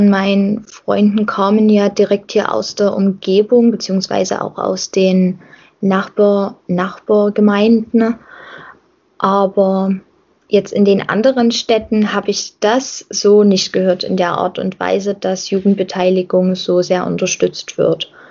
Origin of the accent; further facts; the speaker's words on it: Rodewisch, Saxony, Germany; Ich engagiere mich lieber in Rodewisch als in Halle, weil mit Rodewisch verbinde ich halt viel mehr.